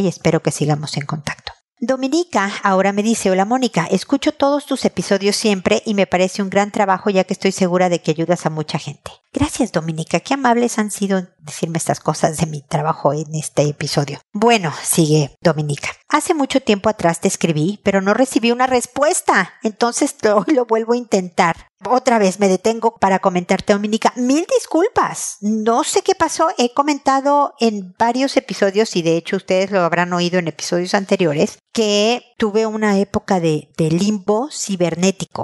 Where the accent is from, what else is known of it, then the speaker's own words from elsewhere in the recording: Mexico; moved away as an adult; also born or lived in United States; viviendo en México todavía, este de donde soy yo